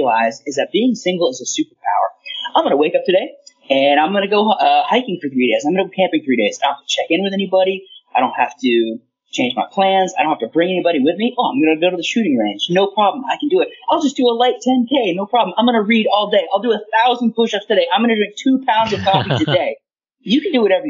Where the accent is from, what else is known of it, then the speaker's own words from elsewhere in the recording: United States; I can apply myself as an American for my country